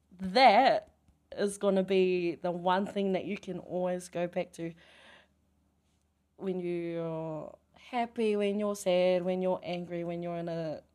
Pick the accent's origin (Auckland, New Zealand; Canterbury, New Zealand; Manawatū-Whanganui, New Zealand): Manawatū-Whanganui, New Zealand; Ratana; her partner is like me, born and bred in Ratanapā